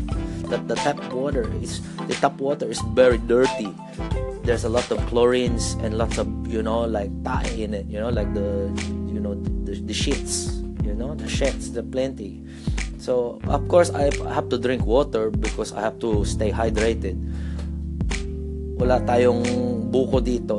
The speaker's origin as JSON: {"language": "English", "country": "Australia", "said": "being a Filipino Australian"}